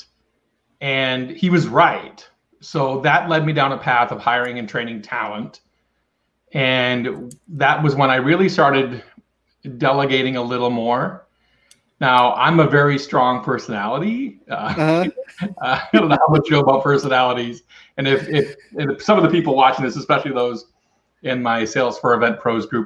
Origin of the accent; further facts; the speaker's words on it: Ripley, Maine, United States; Maine and Ripley, Maine, my hometown.